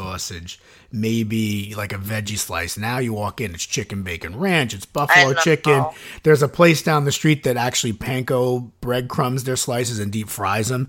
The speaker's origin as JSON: {"language": "English", "town": "Chicago", "region": "Illinois", "country": "United States", "said": "I'm from Chicago"}